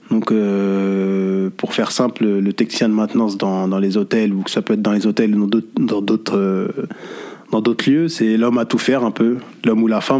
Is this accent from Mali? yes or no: no; Paris, Île-de-France, France; now in Saint-Denis, France; j'ai bientôt 36 ans. Mm-hmm. je suis né à Paris, dans le 13e arrondissement, j'ai grandi dans le 13e arrondissement. Aujourd'hui, je vis à Saint-Denis depuis maintenant 5 ans. je suis d'origine Verdienne de par mon père et de la Martinique de par ma mère.